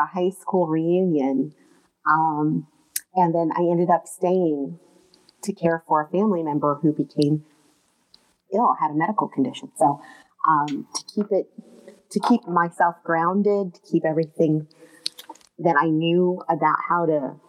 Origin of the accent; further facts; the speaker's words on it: Morgantown, West Virginia, United States; moved away as an adult; also born or lived in the South / Midwest / California / Los Angeles; I attended high school in West Virginia, not too far from Pittsburgh. But I was born in the South